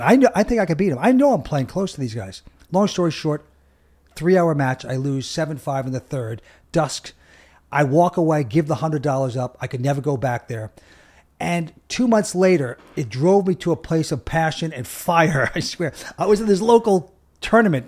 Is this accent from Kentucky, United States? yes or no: no; Long Island, New York, United States; we grew up in Long Island